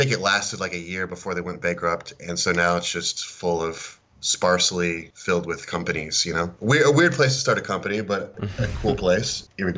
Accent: Florida, United States; born or raised there; also born or lived in Oklahoma

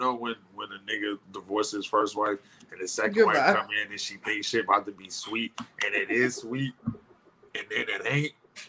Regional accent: the North, United States; when you come from up north, the stereotype when we grew up is anything in the South was hillbilly.

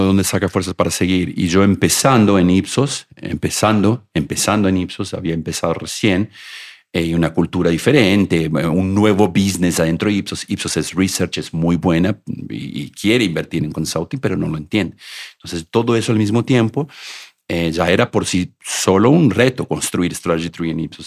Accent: Argentina; moved away; also born or lived in Bebedouro, Brazil; Yo cuando era chiquito en, Argentina, en el Don Bosco, estudiaba en el Don Bosco

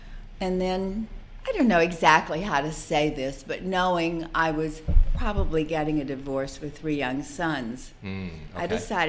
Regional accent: West Texas, United States; Well, I grew up in West Texas, small town in West Texas. It was not the Milan of the West.

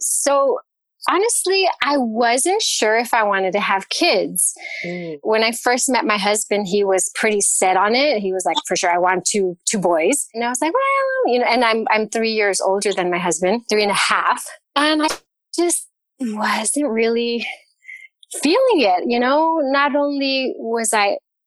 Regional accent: California, United States; moved away as an adult; now in Cologne, Germany; I left California. We're originally from California.

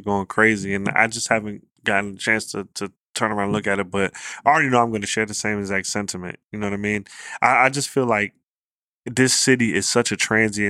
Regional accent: Virginia, United States; I ain't grew up in D.C. I grew up in Virginia.

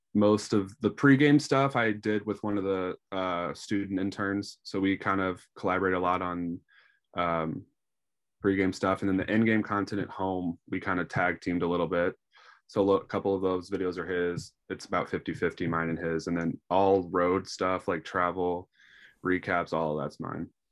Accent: St. Louis, Missouri, United States; born and raised in Saint Louis

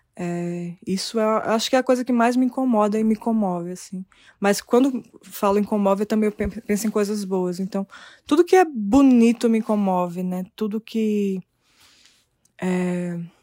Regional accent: Brazil; Nasci aqui no Brasil

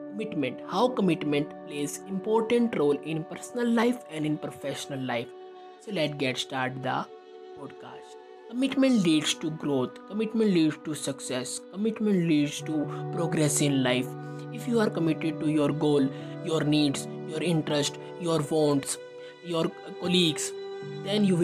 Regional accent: India; I am from India.

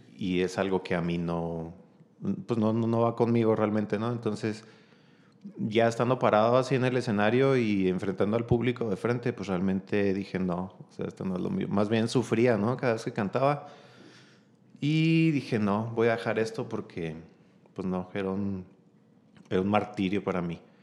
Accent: Chihuahua, Mexico; also born or lived in Mexicali, Baja California; soy originario de Mexicali, Baja California, este, pero desde muy pequeño mis papás vinieron a, a radicar aquí en la ciudad

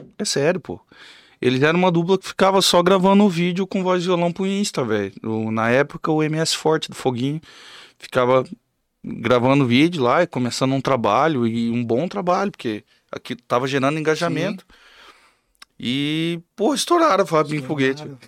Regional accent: Camapuã, Mato Grosso do Sul, Brazil; eu sou de Camapuã também

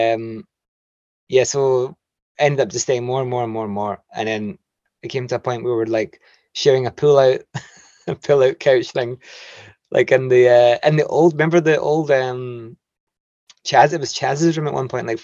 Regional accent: Chapelton, Scotland, United Kingdom; I'm from Chapelton

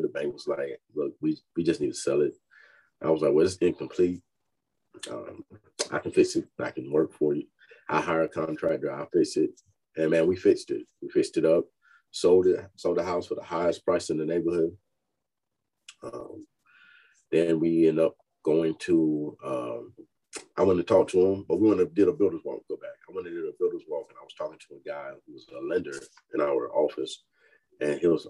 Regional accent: Fayetteville, North Carolina, United States; moved away as an adult; now in Texas, United States; I'm from Fayetteville, North Carolina, uh, born and raised

